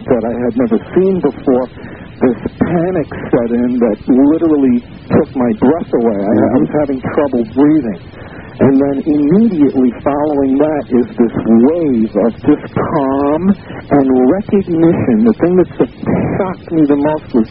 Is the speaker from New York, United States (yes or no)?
yes; New York City, New York, United States; I'm a native New Yorker. I'm 47 years old. I'm born and raised in Manhattan